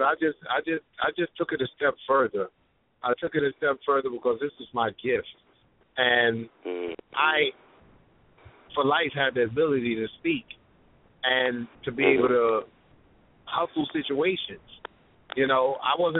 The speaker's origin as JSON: {"language": "English", "town": "New York City", "region": "New York", "country": "United States", "said": "I'm from Brownsville, Brooklyn"}